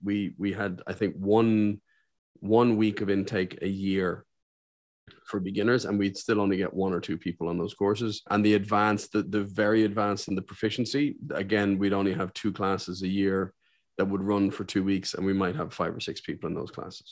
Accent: Ireland; also born or lived in Saudi Arabia; I'm one of the few Irishmen you'll meet

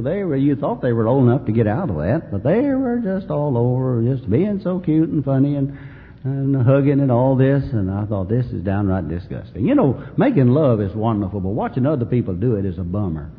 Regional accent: Mayfield, Kentucky, United States; Mayfield my hometown

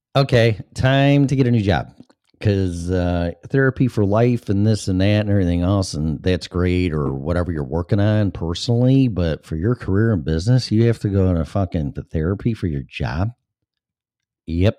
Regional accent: Chicago, Illinois, United States; moved away as an adult; now in Florida, United States; I'm from Chicago, and I grew up with Chicago radio. And, uh, ever since I was a little kid. And teenage, and twenties, and thirties, and forties, and then I left the age of fifty-two.

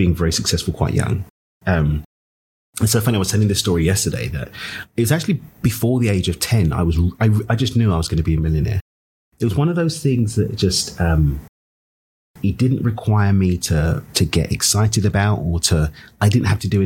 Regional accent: London, United Kingdom; now in Cabo San Lucas, Mexico; I'm from East London in the UK. I get to call Cabo Mexico home.

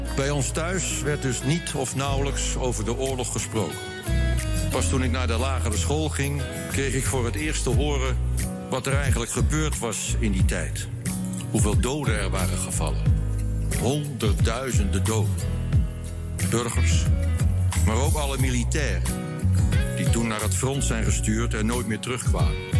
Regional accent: Netherlands; also born or lived in Amsterdam; dat ik in dit land geboren ben

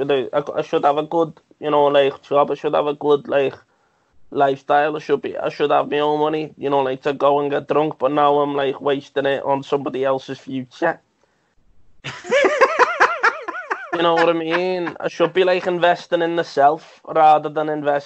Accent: Liverpool, North West England, United Kingdom; moved away as an adult; now in St Helens, United Kingdom; I'm from Liverpool

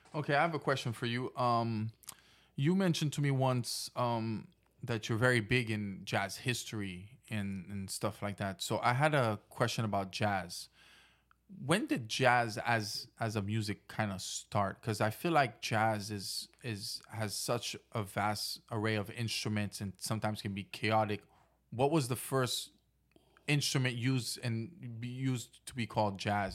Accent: Haiti; growing up in Haiti

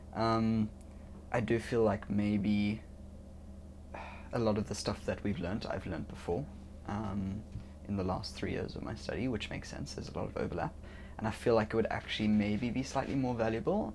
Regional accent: Cape Town, Western Cape, South Africa; I'm from South Africa, uh, Cape Town specifically

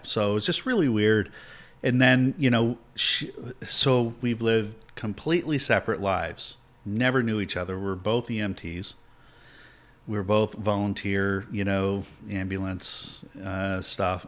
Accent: Tampa, Florida, United States; I was born in Tampa.

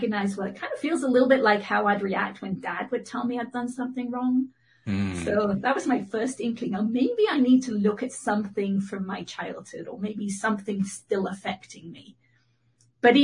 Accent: England, United Kingdom; accent: mid-Atlantic; now in United States; I'm in Northern California. I'm actually from England, so I have a kind of mid-Atlantic accent.

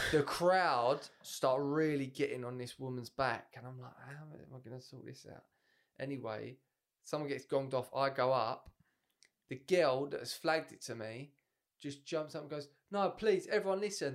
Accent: England, United Kingdom; Because we're English

